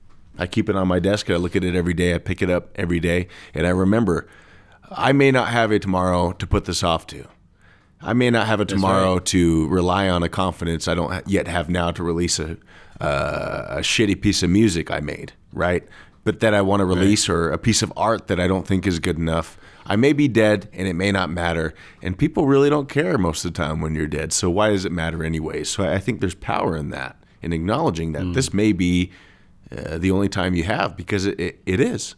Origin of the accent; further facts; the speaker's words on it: California, United States; I'm from California, by the way.